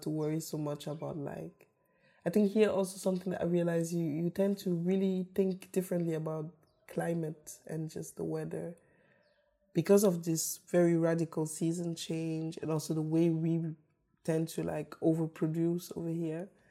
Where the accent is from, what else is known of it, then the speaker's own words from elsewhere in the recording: Karlsruhe, Baden-Württemberg, Germany; also born or lived in Yaoundé, Cameroon; I grew up in Germany, in the south of Germany, in Karlsruhe